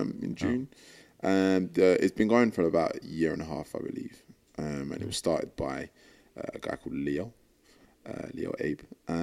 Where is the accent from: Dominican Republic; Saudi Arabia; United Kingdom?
United Kingdom; London; moved away as an adult; now in New York, United States; I am 25 years old, and I'm from London, and I live in New York.